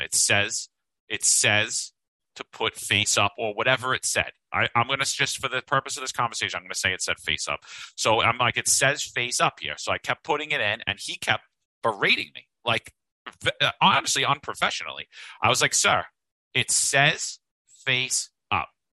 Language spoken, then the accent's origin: English; New York, United States; We're two Italians from New York.